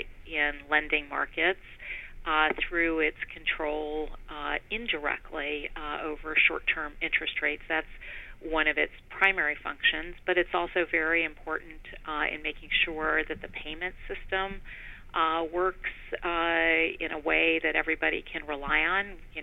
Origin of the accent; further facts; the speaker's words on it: Poland; also born or lived in Germany; Yeah, so I grew up in Poland during a period of communist rule, during the period of the Iron Curtain still in place, the Cold War, and also Germany, before the unification of Germany